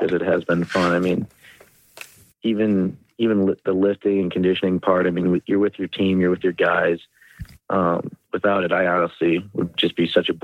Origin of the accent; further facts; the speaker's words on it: Hudson, Ohio, United States; my hometown, Hudson, Ohio.